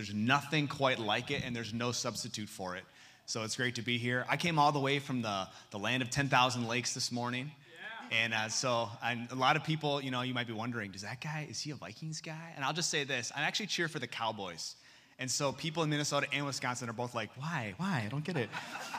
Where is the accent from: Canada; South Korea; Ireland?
South Korea; Seoul; born there; I was born in Seoul, South Korea in 1986.